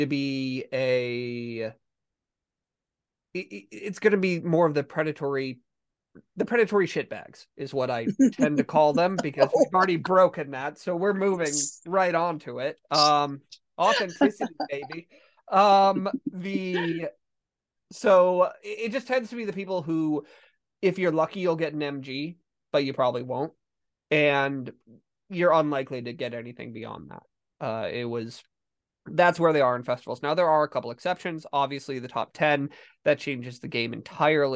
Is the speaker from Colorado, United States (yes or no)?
yes; Steamboat Springs, Colorado, United States; I grew up in Steamboat and our mascot was the sailors